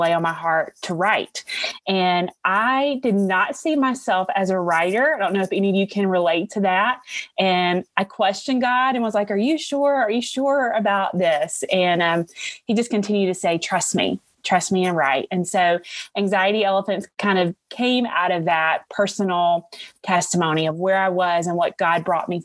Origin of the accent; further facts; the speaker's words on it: Alabama, United States; accent: Southern; I am from Alabama